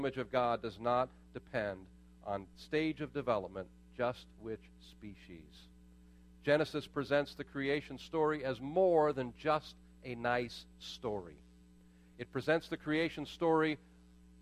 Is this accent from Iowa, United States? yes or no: no; Pittsburgh, Pennsylvania, United States; I was born in Pittsburgh